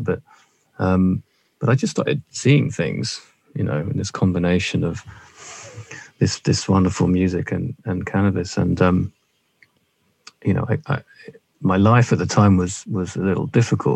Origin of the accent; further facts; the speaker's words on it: London, United Kingdom; I was born in South London to a loving middle-class family